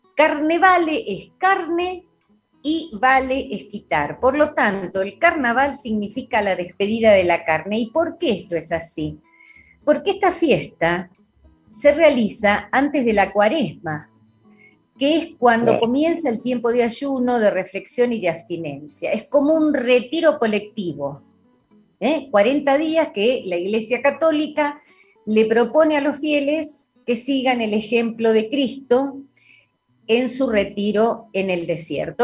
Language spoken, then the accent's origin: Spanish; General La Madrid, Buenos Aires Province, Argentina; yo que me crié en la provincia de Buenos Aires, en mi pueblo, en general la Madrid